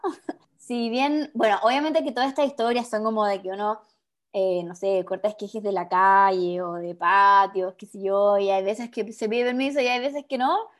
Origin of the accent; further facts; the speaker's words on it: Chile; como chilenos que somos